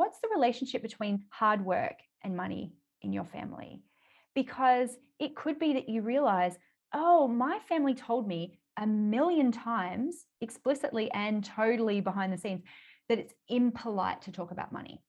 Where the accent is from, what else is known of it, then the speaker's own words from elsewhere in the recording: Australia; accent: Australian; I live in Australia, which probably people can tell by my accent